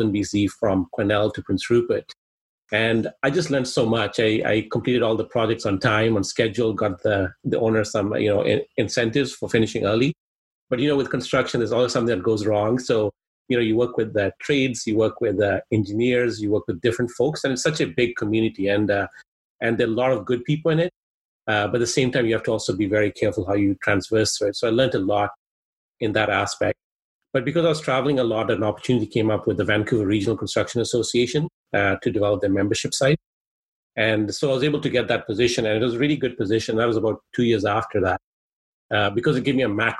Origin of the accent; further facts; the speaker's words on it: Kenya; first language Swahili; English is a second language; now in Canada; I'm originally actually from Kenya, East Africa